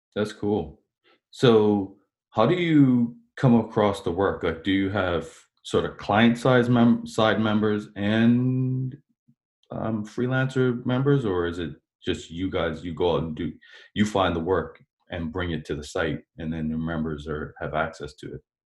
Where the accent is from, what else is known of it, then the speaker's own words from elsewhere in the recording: Bermuda; now in Canada; I'm from Bermuda, and in Bermuda, we pronounce it doling